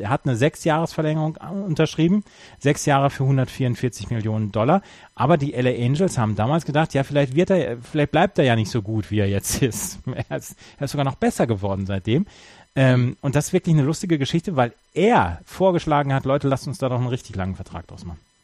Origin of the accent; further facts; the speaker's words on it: North Rhine-Westphalia, Germany; born or raised there